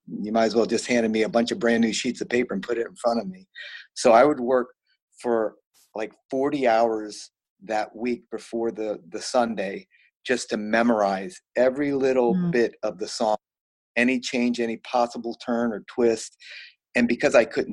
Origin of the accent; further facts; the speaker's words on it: Virginia, United States; moved away as an adult; also born or lived in Florida; I'm a Virginia boy. So I grew up in Virginia.